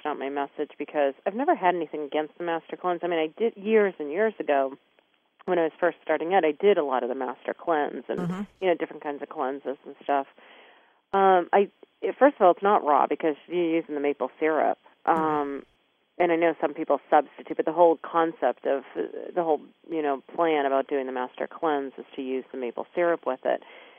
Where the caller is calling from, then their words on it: Maine, United States; also born or lived in Laguna Beach; I'm calling in from Maine.